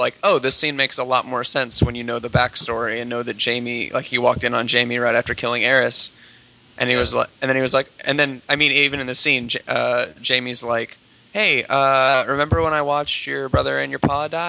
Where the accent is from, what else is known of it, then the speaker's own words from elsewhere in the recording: Florida, United States; I'm from Florida